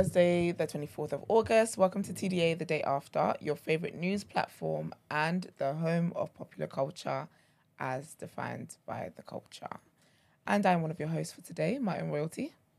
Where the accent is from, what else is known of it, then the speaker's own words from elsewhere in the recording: Lagos, Nigeria; moved away; I'm from Lagos, and Lagos is intense.